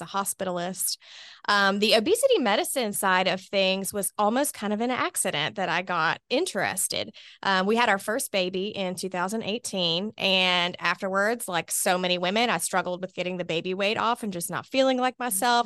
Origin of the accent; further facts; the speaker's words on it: Hoover, Alabama, United States; also born or lived in Mobile, Alabama; I was born here in Birmingham, specifically in Hoover. Um, went to Spain Park High School